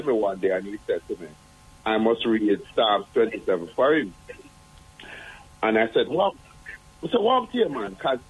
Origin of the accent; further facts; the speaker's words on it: Kingston, Jamaica; As a child in the 70s growing up in Jonestown